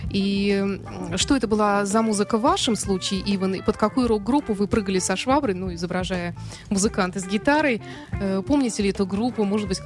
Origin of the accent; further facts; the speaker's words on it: Germany; born there; Ну, я сама родилась в Германии, изучала э, всю жизнь немецкий язык